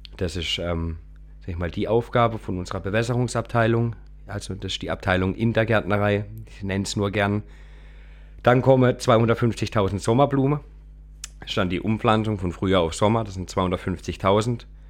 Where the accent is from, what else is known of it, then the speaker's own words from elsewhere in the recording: Kappel-Grafenhausen, Baden-Württemberg, Germany; ich komme aus Kabelgrafhausen.